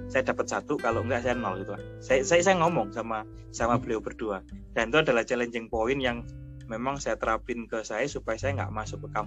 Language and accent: Indonesian; Surabaya, East Java, Indonesia; banyak orang yang bilang saya itu dari Surabaya. Tapi ketika saya sekarang pulang ke Surabaya dibilang masnya dari Jogja ya gitu